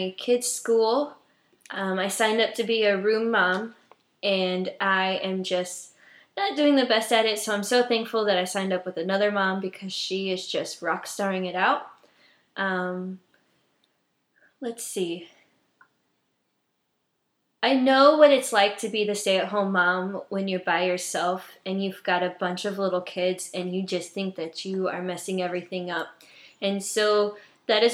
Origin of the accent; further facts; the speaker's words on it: New Haven, Indiana, United States; moved away as an adult; now in Virginia, United States; I am originally from a small town in Indiana called New Haven. I was born and raised there until I was 19.